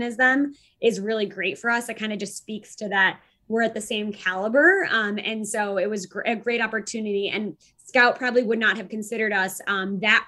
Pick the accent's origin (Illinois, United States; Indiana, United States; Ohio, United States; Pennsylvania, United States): Illinois, United States; Chicago; now in California, United States; we have to launch in Chicago first, because first to market, it's my hometown